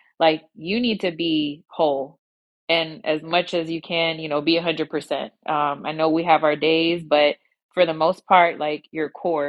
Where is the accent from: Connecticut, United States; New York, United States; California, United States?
New York, United States; now in Houston, United States; So I am originally from New York. I have been living in Houston now for over 20 years